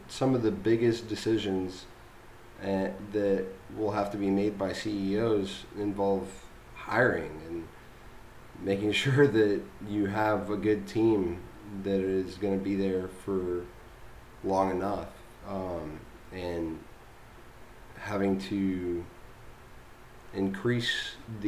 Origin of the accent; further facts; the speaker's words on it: United States; as an American